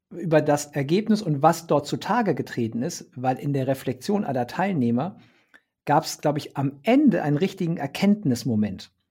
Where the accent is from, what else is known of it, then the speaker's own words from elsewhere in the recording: Bremen, Germany; ich sage es jetzt mal als Bremer, war es weder Fisch noch Fleisch.